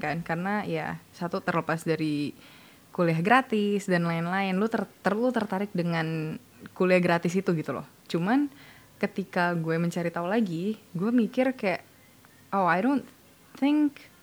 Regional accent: Indonesia; gue orang Indo

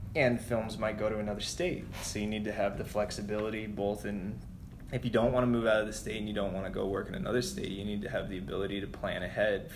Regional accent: New Mexico, United States; moved away as an adult; also born or lived in Albuquerque, New Mexico / Los Angeles, California; now in New York, United States; I've worked in New Mexico, which is my home state

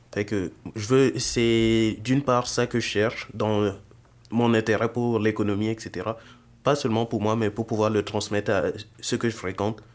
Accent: Burkina Faso; moved away as an adult; now in Montreal, Canada; j'ai vécu majoritairement dans mon pays d'origine, le Burkina Faso

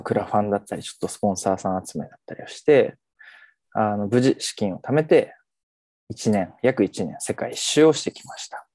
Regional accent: Kagoshima, Japan; moved away as an adult; also born or lived in Fukuoka; now in Tokyo, Japan; 鹿児島で生まれ、大学時代福岡にいて、現在は関東、東京に住んでます

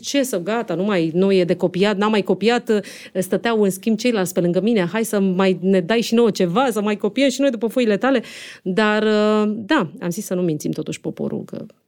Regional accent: Romania; moved away; also born or lived in Monte Carlo; noi nu suntem de aici din București, că eram singurele din provincie

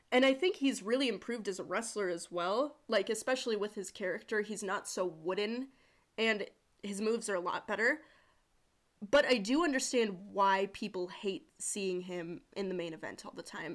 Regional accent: South Dakota, United States; She's from my home state

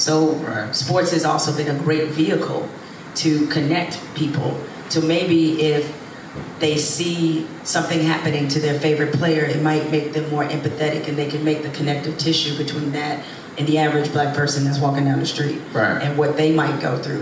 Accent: Detroit, Michigan, United States; growing up in Detroit

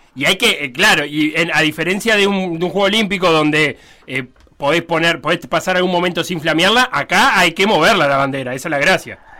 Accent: Uruguay; tenemos como uruguayos

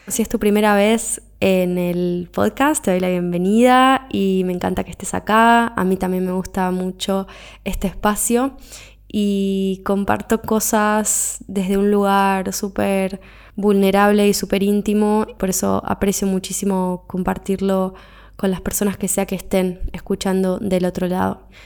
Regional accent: Argentina; moved away as an adult; me fui de mi país de origen, me fui de Argentina, me mudé de continente

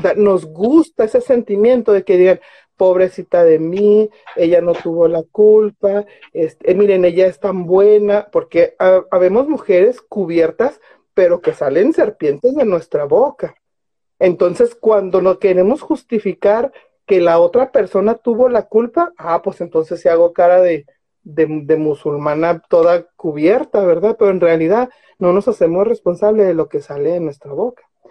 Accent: Mexico; also born or lived in Ciudad Juárez, Chihuahua; a mí como mexicana

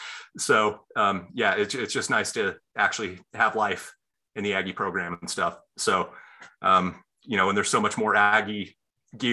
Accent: Utah, United States; also born or lived in Virginia; I'm originally from Virginia, and, you know, spent time going back and forth between Virginia and Utah, spend my school year out here and my summers out in Virginia.

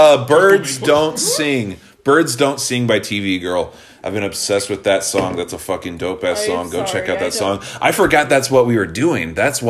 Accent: Midwest, United States; moved away; I'm from the Midwest

